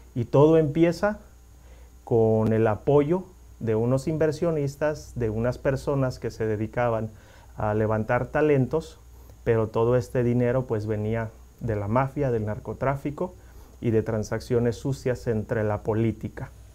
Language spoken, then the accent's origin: Spanish; Mexico; now in United States; los que somos mexicanos y conocemos la historia de México